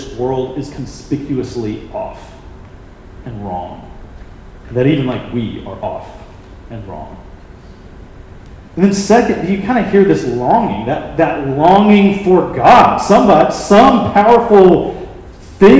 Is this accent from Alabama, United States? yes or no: yes; Birmingham, Alabama, United States; my hometown of Birmingham, Alabama